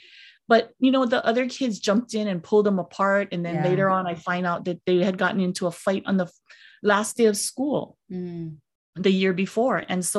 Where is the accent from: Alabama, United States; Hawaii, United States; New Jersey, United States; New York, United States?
Hawaii, United States; Kailua; I grew up in Kailua, which is on the windward side of the island of Oahu. And they're a very middle-class neighborhood, very, mm-hmm, you know, very middle-class.